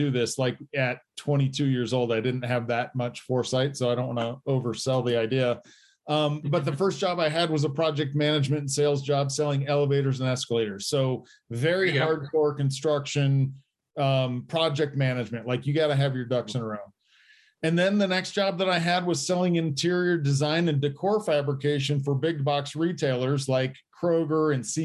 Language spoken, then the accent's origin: English; Indiana, United States; moved away as an adult; also born or lived in Detroit; now in Colorado, United States; I grew up in Indiana, went to Indiana University